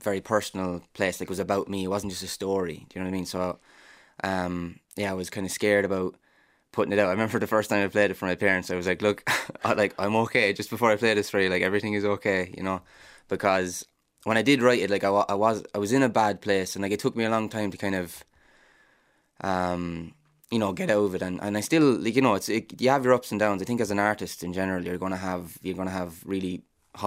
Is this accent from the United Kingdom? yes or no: no; Ireland; as Irish people